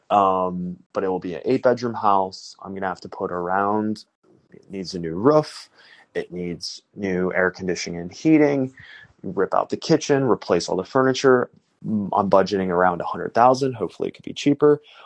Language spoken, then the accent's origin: English; Chicago, Illinois, United States; also born or lived in South Korea / Bucharest, Romania; I'm from Chicago, uh, adopted from Korea